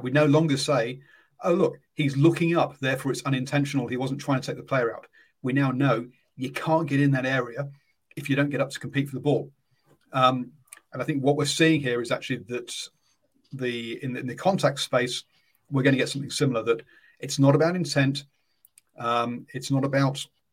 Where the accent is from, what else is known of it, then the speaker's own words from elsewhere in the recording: England, United Kingdom; I'm English